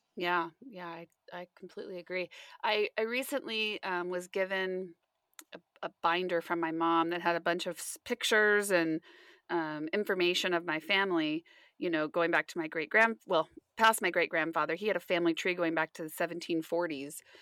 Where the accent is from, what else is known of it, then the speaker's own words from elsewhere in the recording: West Coast, United States; I grew up on the West Coast my whole life